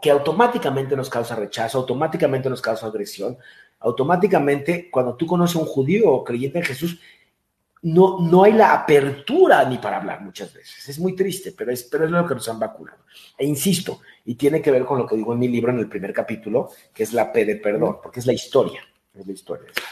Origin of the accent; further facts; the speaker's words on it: Mexico; mis padres ya nacieron mexicanos, ya son mexicanos, yo soy mexicano